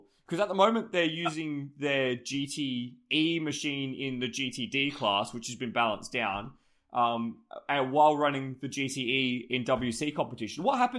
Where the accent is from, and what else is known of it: Australia